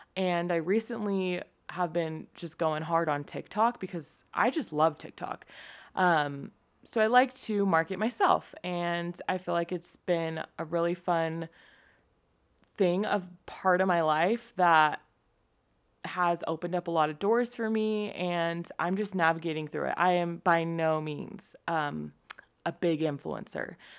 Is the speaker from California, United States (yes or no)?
yes; San Diego, California, United States; moved away as an adult; also born or lived in Utah; I was born in San Diego, California to my amazing parents